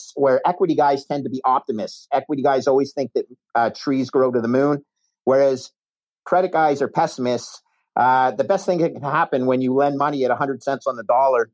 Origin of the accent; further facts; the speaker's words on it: Canada; moved away as an adult; also born or lived in United States / New York; I'm a Canadian